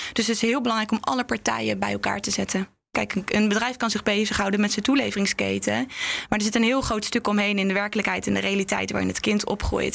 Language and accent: Dutch; Netherlands; ik ben ook een Nederlandse vrouw die dan daar in een dorp rondloopt